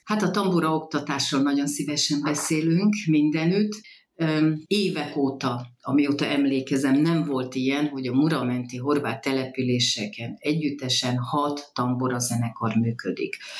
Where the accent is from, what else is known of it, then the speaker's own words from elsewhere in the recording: Croatian community, Zala, Hungary; ott születtem, ahol. Tehát horvátnak lenni ez nehéz kimondani, de, de ez egy külön ajándék